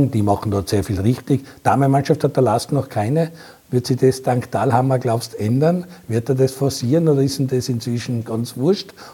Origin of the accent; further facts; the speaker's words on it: Innsbruck, Tyrol, Austria; Hm, ich weiß also, meiner Heimat war Innsbruck, also in Tirol war das auch immer ein Problem